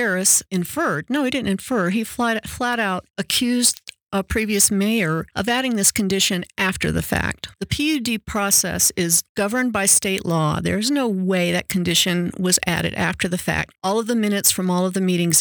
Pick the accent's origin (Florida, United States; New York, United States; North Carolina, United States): North Carolina, United States; now in Colorado, United States; I grew up in North Carolina, too